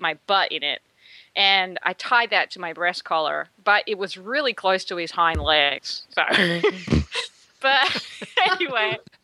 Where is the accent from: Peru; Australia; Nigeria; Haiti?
Australia; now in Texas, United States; I'm from Australia